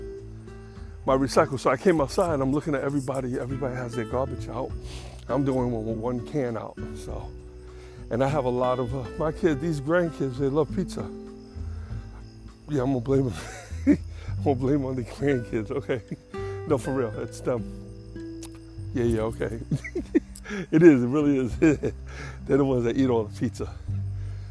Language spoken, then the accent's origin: English; New York City, New York, United States; moved away; I'm from the Bronx.